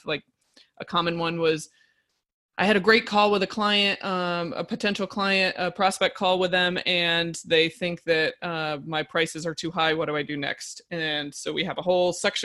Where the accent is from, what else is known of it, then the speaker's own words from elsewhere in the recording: upstate New York, United States; we're in upstate New York in my hometown